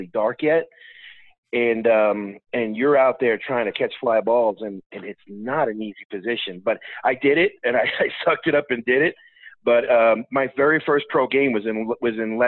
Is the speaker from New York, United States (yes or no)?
yes; New York, United States; being a New Yorker